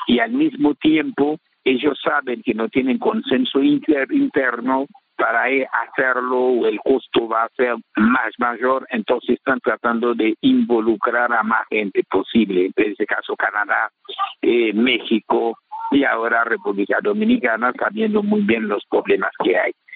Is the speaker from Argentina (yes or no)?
no; Haiti